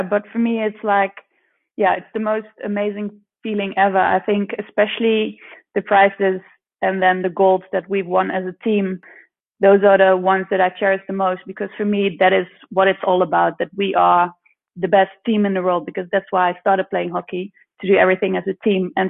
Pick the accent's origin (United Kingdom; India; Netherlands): Netherlands; From The Hague. We're both living in Holland at the moment.